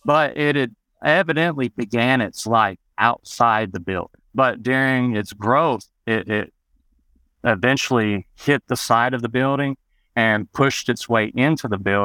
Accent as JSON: {"language": "English", "region": "Arkansas", "country": "United States", "tie": "born or raised there", "also_born_or_lived": "Memphis, Tennessee", "said": "I actually moved to Arkansas on the last day of school for fifth grade. I was living in Memphis, Tennessee"}